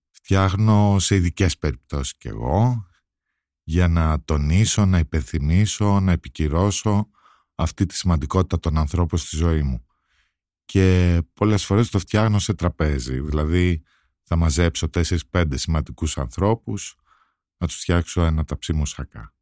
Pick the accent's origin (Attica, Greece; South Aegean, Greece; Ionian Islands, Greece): Attica, Greece; Athens; Το σπίτι στο οποίο μεγαλώσαμε όλοι εδώ στην Αθήνα, στη Λεωφόρα Αλεξάνδρας